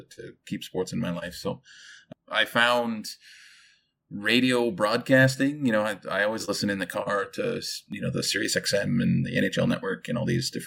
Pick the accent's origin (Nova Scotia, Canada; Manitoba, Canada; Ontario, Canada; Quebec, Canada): Manitoba, Canada; Winnipeg; moved away as an adult; also born or lived in Alberta / British Columbia; born and raised in Manitoba, the Winnipeg area. From the Pegwas First Nation. I'm Cree